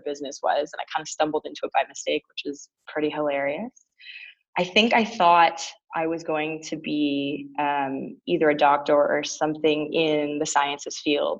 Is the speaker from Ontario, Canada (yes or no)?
yes; Toronto, Ontario, Canada; moved away as an adult; now in United States; I grew up in Toronto. So I am a proud born and raised Torontonian and proud Canadian